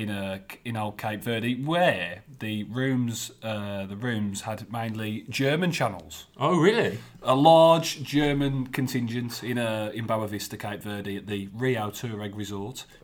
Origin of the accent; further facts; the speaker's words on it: Black Country, West Midlands, United Kingdom; accent: Black Country; thick as my black country accent.